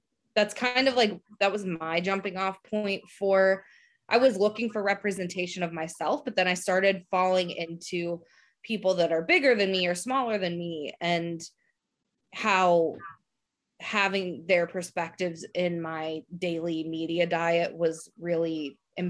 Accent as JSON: {"language": "English", "town": "Pittsburgh", "region": "Pennsylvania", "country": "United States", "said": "I'm from Pittsburgh"}